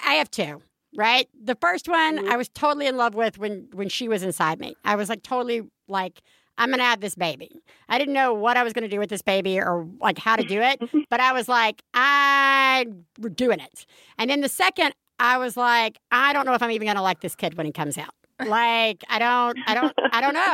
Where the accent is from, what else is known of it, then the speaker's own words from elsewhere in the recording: Alabama, United States; I'm from Alabama